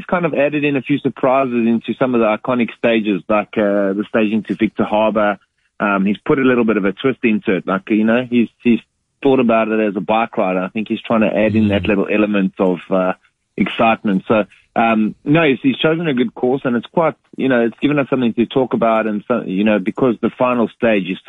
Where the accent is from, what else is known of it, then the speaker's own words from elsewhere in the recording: South Africa; Normally I come from South Africa